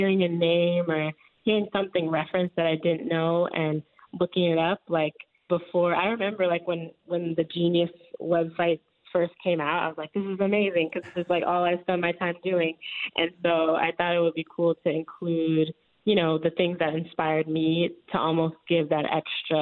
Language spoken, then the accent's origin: English; Chicago, Illinois, United States; Growing up in the neighborhood that I grew up in Chicago